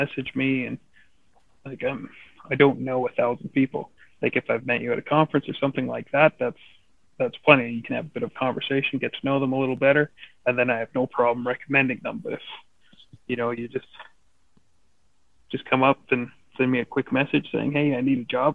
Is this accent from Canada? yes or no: yes; Canada; where I grew up in the Crozes Pass, Sparwood, Fernie, that kind of area